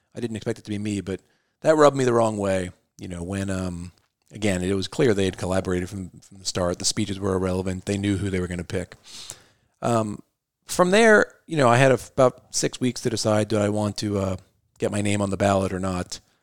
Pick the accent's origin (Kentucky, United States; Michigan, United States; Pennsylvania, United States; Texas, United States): Kentucky, United States; Northern; also born or lived in New York City; I grew up in Northern Kentucky. Family is originally from the East Coast, New York City, where I was born, but landed in Northern Kentucky when I was about seven years old.